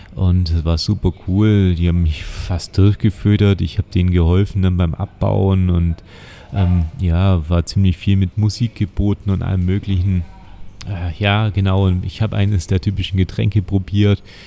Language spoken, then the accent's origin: German; Oberelchingen, Bavaria, Germany; ich komme aus Oberelching, das sind genau 10 Kilometer bis in die Innenstadt von Ulm